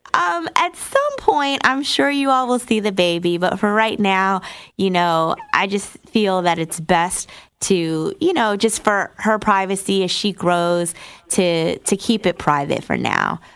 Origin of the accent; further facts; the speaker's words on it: New Jersey, United States; now in Atlanta, United States; I'm from New Jersey